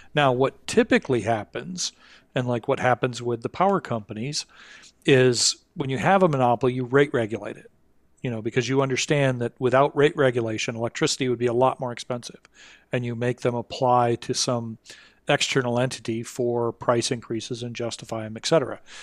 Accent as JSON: {"language": "English", "town": "Kalamazoo", "region": "Michigan", "country": "United States", "tie": "born or raised there", "said": "my hometown, um, Kalamazoo, Michigan"}